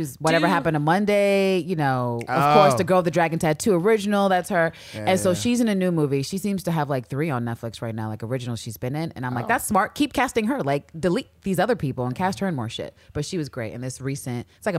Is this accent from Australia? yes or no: no; New York, United States; Or you mean you could be an asshole, but we're gonna be assholes right back. We're from New York